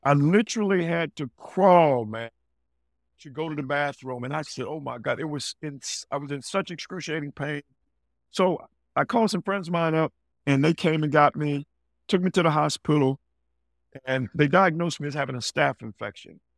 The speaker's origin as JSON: {"language": "English", "town": "Greensboro", "region": "North Carolina", "country": "United States", "tie": "born or raised there", "moved": "yes", "said": "growing up in Greensboro, North Carolina"}